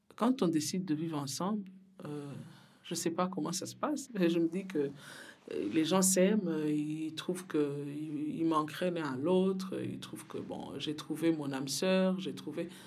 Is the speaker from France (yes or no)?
no; Burundi; now in Belgium; je viens d'Afrique, je viens du Burundi. Je, suis arrivée en Belgique en fuyant la guerre chez moi.